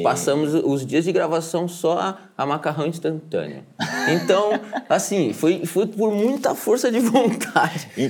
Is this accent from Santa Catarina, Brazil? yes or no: yes; Joinville, Santa Catarina, Brazil; nós somos de Joinville